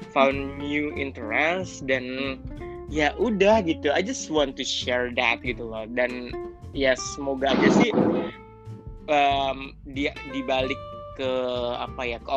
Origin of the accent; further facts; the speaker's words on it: Indonesia; moved away as an adult; now in Turkey; ini dari Indonesia lah uh, kemudian di sini uh, sekarang di Turki kuliah jurusan jurnalistik di Ege University datang tahun 2016